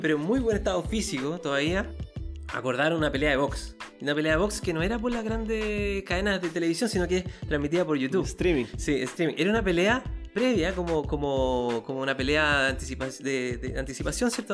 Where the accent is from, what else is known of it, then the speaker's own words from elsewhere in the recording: Chile; yo soy chileno